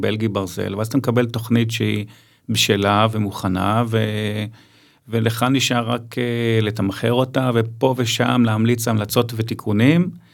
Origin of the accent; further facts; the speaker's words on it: Ramat Gan, Tel Aviv District, Israel; אני מרמת גן